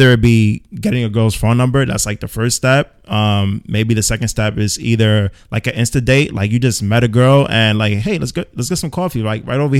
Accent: United States; moved away as an adult; also born or lived in Pennsylvania; now in Los Angeles, United States; I'm not from LA. No, I'm from New York and Pennsylvania.

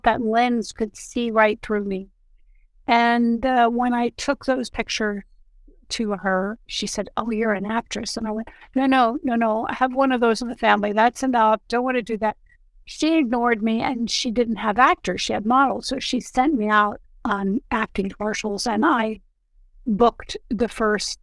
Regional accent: New York City, New York, United States; now in Santa Monica, United States; I was born in New York City and I live in Santa Monica, California now

